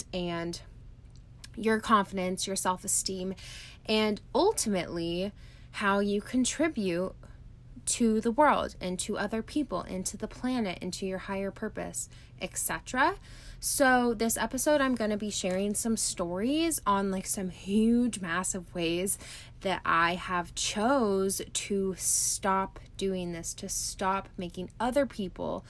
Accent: California, United States; moved away as an adult; also born or lived in Arizona; now in Canada; I grew up in a small town in California. I lived there until I was 21 years old.

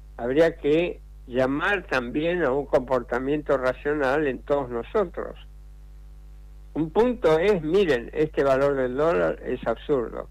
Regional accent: Argentina; yo viví la, crisis del 89 como muchos argentinos, como la mayoría de los argentinos que vivían en esa época

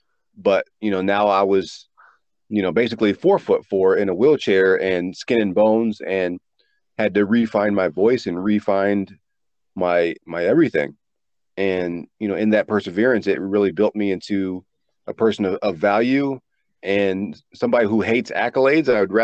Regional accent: East Coast, United States; I grew up on the East Coast with the ocean.

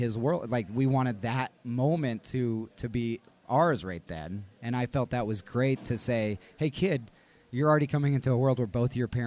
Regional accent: Texas, United States; now in Colorado, United States; I'm from Texas

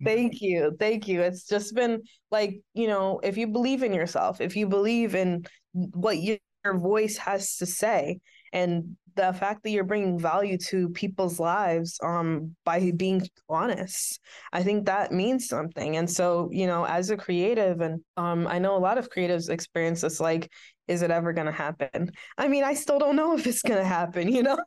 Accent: Syracuse, New York, United States; I was a kid from Syracuse with an iPad and a dream

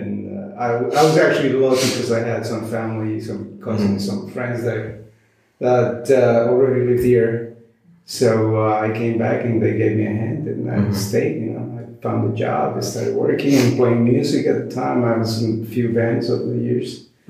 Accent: Ecuador; moved away as an adult; also born or lived in Woodside, New York / Tampa, Florida; now in New York, United States; I'm originally from Ecuador.

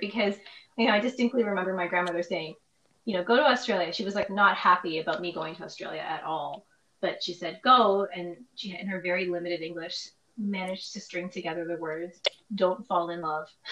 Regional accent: Toronto, Ontario, Canada; I was born in Scarborough

